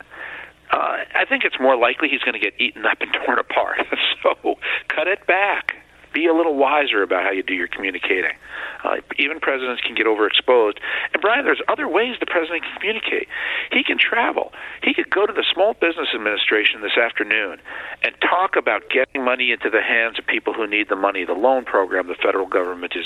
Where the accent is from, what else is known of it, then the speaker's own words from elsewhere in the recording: New York City, New York, United States; as a New Yorker, coming from New York City